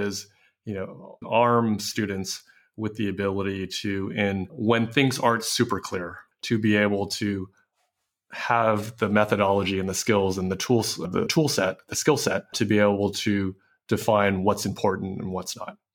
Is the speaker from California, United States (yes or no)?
yes; San Francisco, California, United States; I grew up in San Francisco